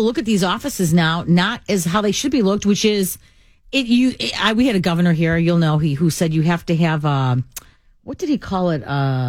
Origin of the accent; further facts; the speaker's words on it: Chicago, Illinois, United States; I grew up in Chicago